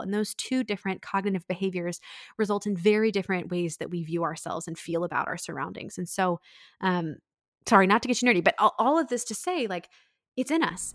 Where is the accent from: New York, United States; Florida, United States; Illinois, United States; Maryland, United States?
Maryland, United States; Annapolis; my hometown of Annapolis